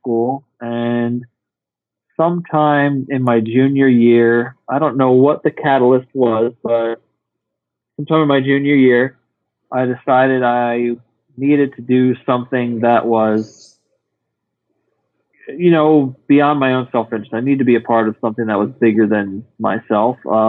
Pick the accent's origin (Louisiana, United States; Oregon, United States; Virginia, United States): Virginia, United States; Lovettsville; I grew up in Virginia on a farm, a horse farm